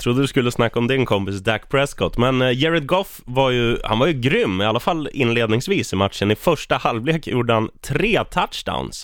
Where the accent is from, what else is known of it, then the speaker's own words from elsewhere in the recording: Eskilstuna, Södermanland, Sweden; jag är från Eskilstuna